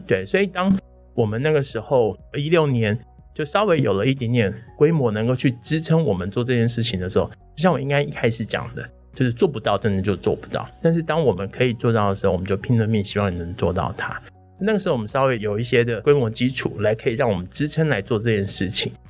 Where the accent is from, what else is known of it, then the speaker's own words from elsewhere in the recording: Chiayi, Taiwan; 是嘉义人，土生土长的嘉